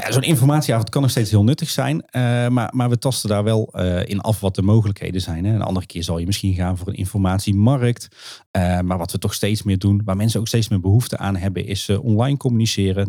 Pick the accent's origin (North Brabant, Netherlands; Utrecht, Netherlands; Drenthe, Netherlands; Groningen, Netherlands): North Brabant, Netherlands; Kaatsheuvel; ik kom normaal uit Kaatsheuvel